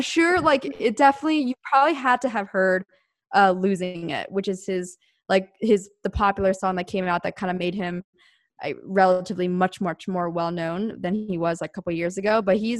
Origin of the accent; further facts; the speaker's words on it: East Coast, United States; Well, I'm from the East Coast and I used to be in very, very cold winters just because we had four seasons over there.